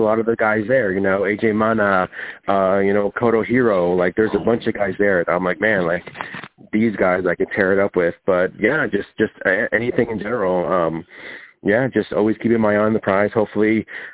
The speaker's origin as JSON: {"language": "English", "region": "Lima", "country": "Peru", "moved": "yes", "lives_now": "Los Angeles, United States", "said": "I'm from Lima, Peru"}